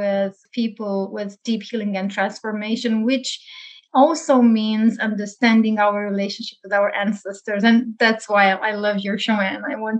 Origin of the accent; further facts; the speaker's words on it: South-East Romania, Romania; moved away as an adult; now in Toronto, Canada; And I come from Romania, where I lived since I was born for 36 years. And then I moved to Canada in 2017. I'm currently living in Toronto with my husband.